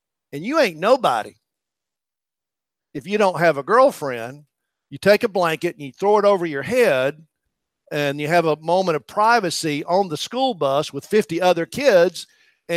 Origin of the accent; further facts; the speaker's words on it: East Tennessee, United States; Part of the culture that I grew up in East Tennessee